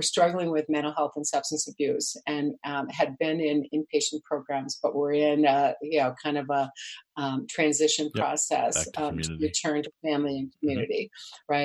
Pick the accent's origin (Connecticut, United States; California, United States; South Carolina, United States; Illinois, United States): Illinois, United States; moved away as an adult; also born or lived in Milwaukee, Wisconsin; I grew up in Illinois, but I was married to this guy in Milwaukee, so that was my market